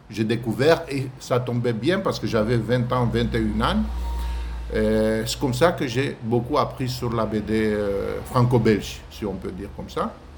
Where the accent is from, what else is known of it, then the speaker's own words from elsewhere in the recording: Craiova, Dolj, Romania; French is a second language; also born or lived in Bucharest; je suis né à Bucarest en 1964, mais je vis depuis l'âge de 7 ans à Craiova, une ville dans le sud de la Roumanie.